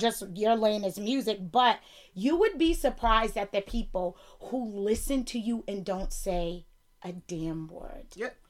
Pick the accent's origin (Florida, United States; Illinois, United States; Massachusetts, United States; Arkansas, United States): Massachusetts, United States; Boston; accent: Bostonian; my my Bostonian accent